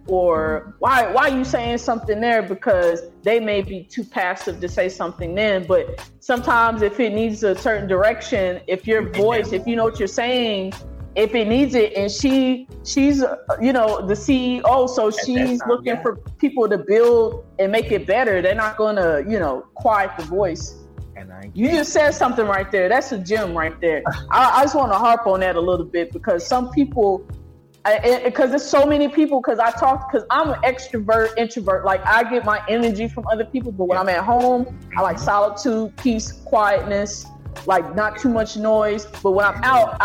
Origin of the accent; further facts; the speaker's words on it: the Midwest, Oklahoma, United States; moved away as an adult; also born or lived in Los Angeles; I'm from the Midwest